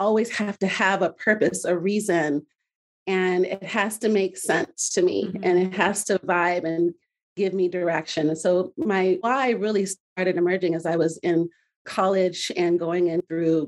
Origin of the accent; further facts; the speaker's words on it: Midwest, United States; I grew up in the Midwest with my Nigerian family. I'm Nigerian American